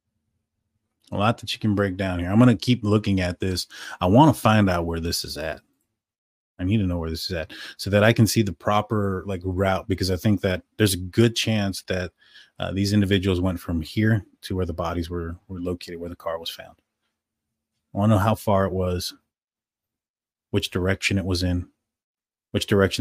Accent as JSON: {"language": "English", "town": "San Antonio", "region": "Texas", "country": "United States", "said": "We are from San Antonio"}